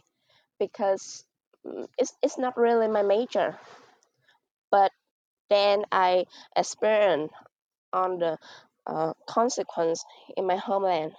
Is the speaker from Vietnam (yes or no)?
yes; Mekong Delta, Vietnam; I come from Banjar province, which is a province in the Mekong Delta.